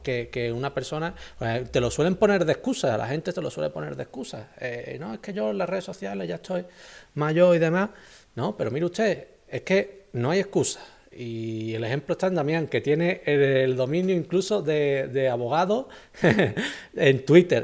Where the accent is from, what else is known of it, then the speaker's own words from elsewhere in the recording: Ronda, Andalusia, Spain; yo soy de Ronda